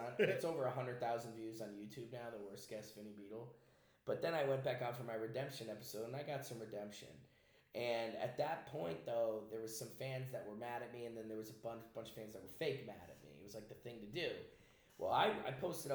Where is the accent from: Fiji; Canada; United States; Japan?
United States; East Haven, Connecticut; I grew up in East Haven, Connecticut